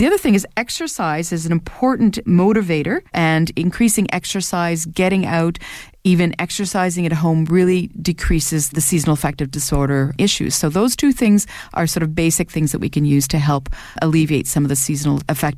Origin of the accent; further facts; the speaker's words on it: Canada; And as a Canadian, if you're not taking vitamin D, you're probably low in vitamin D.